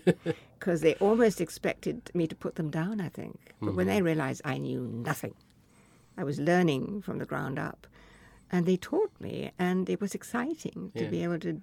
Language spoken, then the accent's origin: English; India; now in United States; the mimosa trees looked like the trees that I grew up with in India.